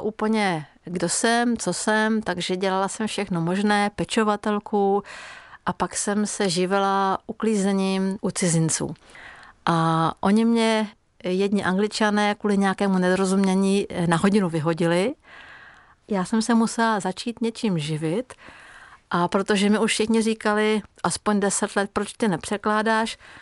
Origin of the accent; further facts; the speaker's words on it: Hungary; first language Hungarian; Czech is a second language; moved away as an adult; also born or lived in Czech Republic; now in Prague, Czech Republic; Tu maďarštinu jsem začala opět obnovovat a opravdu to je práce, udržovat si maďarštinu, když žijete v cizině